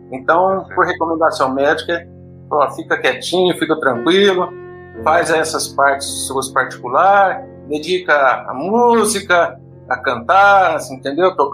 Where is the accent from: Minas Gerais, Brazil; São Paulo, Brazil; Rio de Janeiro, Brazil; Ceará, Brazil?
São Paulo, Brazil; General Salgado; also born or lived in São José do Rio Preto; now in Goiânia, Brazil; Resido aqui em Goiânia, mas eu sou paulista do interior de São Paulo, nascido em São José do Rio Preto, criado em General Salgado, que é uma cidadezinha próxima ali, cidade de satélite de São José do Rio Preto.